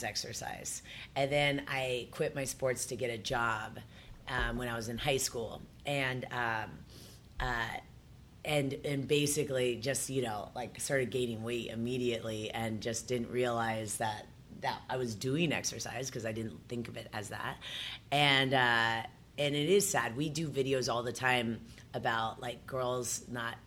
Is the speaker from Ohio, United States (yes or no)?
yes; Columbus, Ohio, United States; also born or lived in Upper Arlington, Ohio; I was born and raised in Columbus, and initially I was raised with three sisters